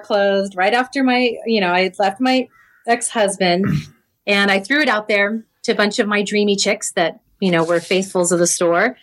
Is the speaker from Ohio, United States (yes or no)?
no; Cardiff-by-the-Sea, California, United States; I grew up in Cardiff by the Sea, California.